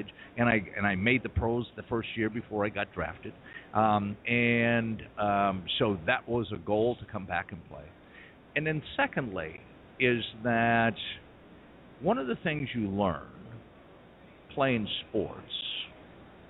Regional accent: Appleton, Wisconsin, United States; now in Pittsburgh, United States; I from Appleton

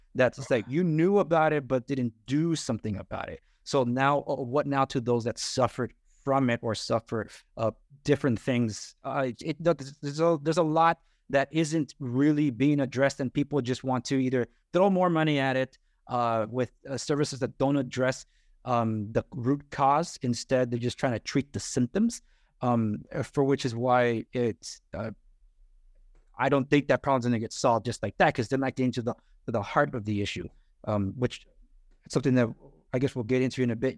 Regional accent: Los Angeles, California, United States; born or raised there

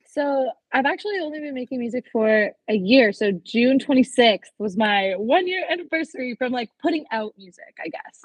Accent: Toronto, Ontario, Canada; I'm from Toronto, Canada

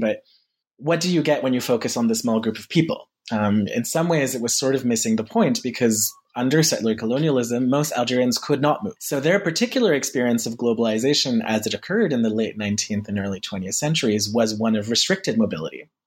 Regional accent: near Paris, Île-de-France, France; I'm French. Uh, I grew up in near Paris, and my parents are French

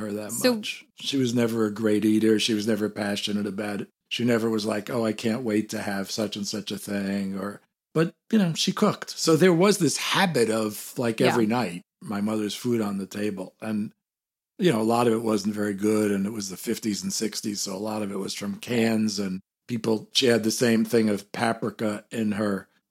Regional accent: New York City, New York, United States; So, I mean, it was New York. I grew up in Manhattan.

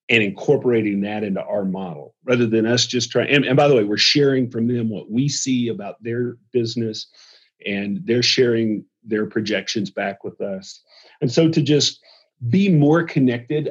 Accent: the South, United States; I'm from the South

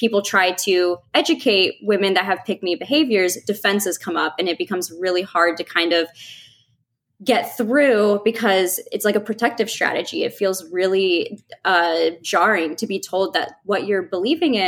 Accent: Midwest, United States; growing up in the Midwest

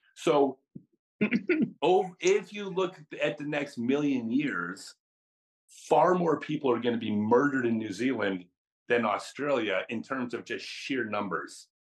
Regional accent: United States; I'm American

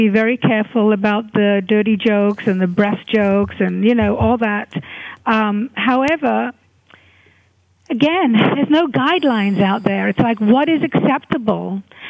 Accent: Hungary; moved away; I was a refugee from Hungary, and I had a very painful childhood and teenagehood

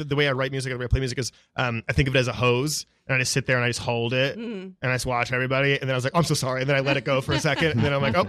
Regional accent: outside Baltimore, Maryland, United States; moved away; I'm originally from Maryland.

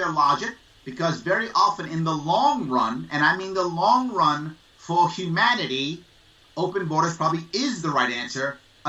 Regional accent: United States; I'm an American.

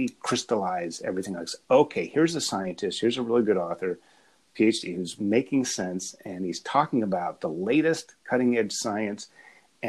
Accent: Appalachia, United States; I grew up in Appalachia, but I was raised in academia.

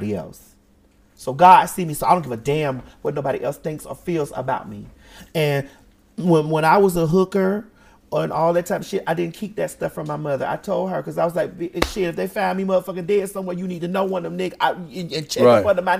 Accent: Miami, Florida, United States; I'm from Miami

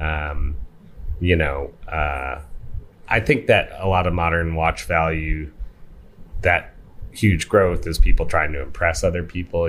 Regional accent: Manitowoc, Wisconsin, United States; when I was in growing up in Manitowoc, Wisconsin

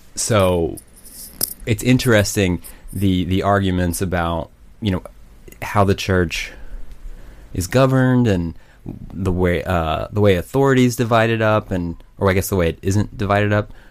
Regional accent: Broken Arrow, Oklahoma, United States; also born or lived in Norman, Oklahoma; I grew up in Tulsa, or just outside of Tulsa, oh, in Broken Arrow, and then went to Norman once I went to college.

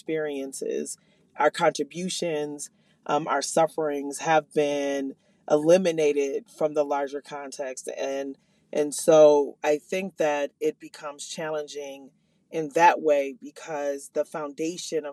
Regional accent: Minneapolis, Minnesota, United States; I am from the North Minneapolis community.

